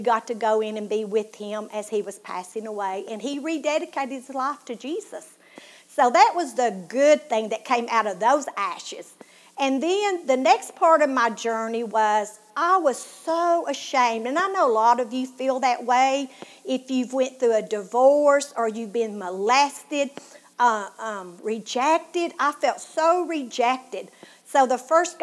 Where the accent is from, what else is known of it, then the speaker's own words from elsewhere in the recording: Tennessee, United States; accent: southern; you can tell by my accent that I'm from Tennessee